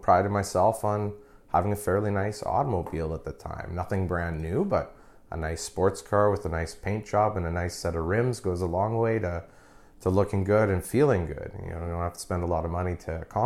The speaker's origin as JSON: {"language": "English", "town": "Oakbank", "region": "Manitoba", "country": "Canada", "tie": "born or raised there", "lives_now": "Winnipeg, Canada", "said": "I grew up in Oak Bank. So I was like a country boy."}